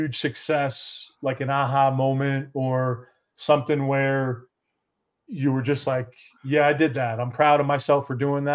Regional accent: Poughkeepsie, New York, United States; moved away as an adult; now in Dallas-Fort Worth, United States; I'm from Poughkeepsie, New York, a little small town

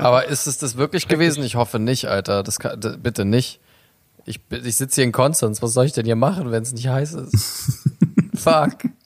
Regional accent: Turkey; als Türke

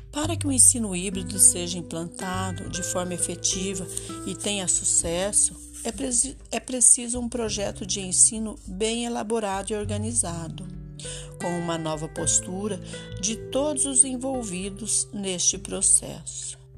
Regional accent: Jacarezinho, Paraná, Brazil; sou de Jacarezinho, no norte do Paraná

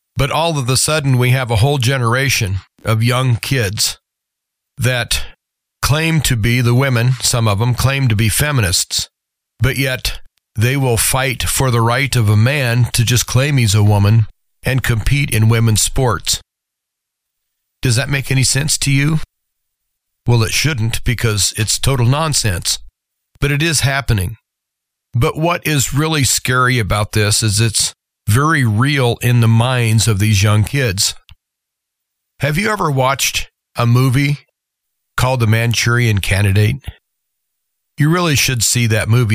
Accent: United States; as American citizens, we've always been pretty hard to corral

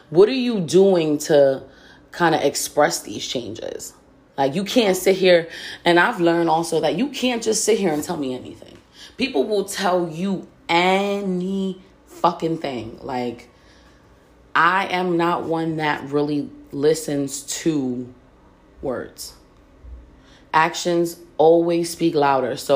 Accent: Reading, United States; Like I grew up in Reading, and it's one of those things where like everything gets around. Reading is so fucking small.

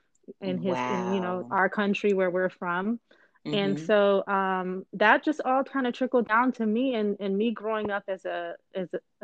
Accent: Belize; I am originally from Belize in Central America.

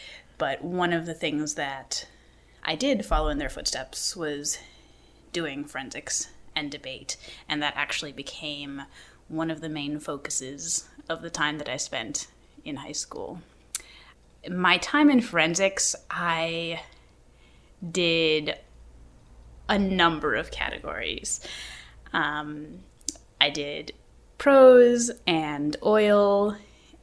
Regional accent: Sheboygan, Wisconsin, United States; moved away as an adult; also born or lived in Kenosha, Wisconsin / Milwaukee, Wisconsin / Minnesota; I grew up in Sheboygan, so when I was doing forensics, I was at Sheboygan South

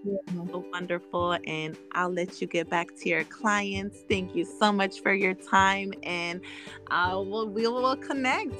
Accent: San Francisco, California, United States; my family spread it around this whole Bay Area. Like we were all in San Francisco

